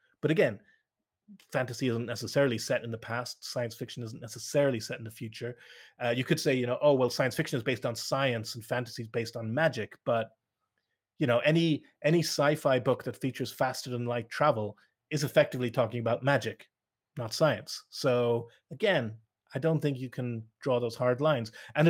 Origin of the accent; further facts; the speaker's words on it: Ireland; And it's also going to be a very Western view because I grew up in Ireland, a Western country.